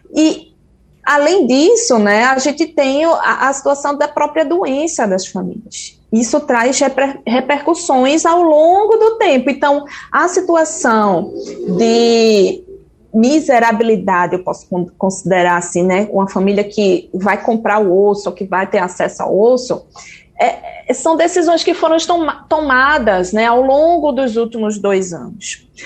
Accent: Brazil; eu sou brasileira

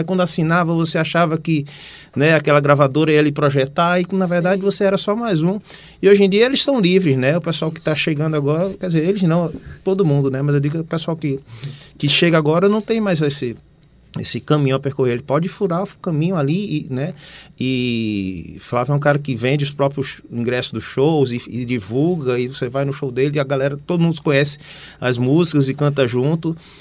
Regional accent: Recife, Pernambuco, Brazil; eu sou daqui de Recife mesmo, da Boa Vista

